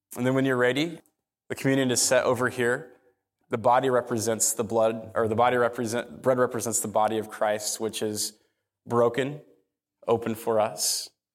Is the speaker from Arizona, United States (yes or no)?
yes; Phoenix, Arizona, United States; I grew up in North Phoenix. I'm a North Phoenix kid